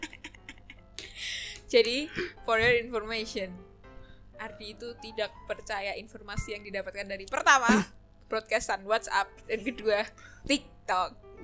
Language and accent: Indonesian; Tempel, Special Region of Yogyakarta, Indonesia; aku dari Tempe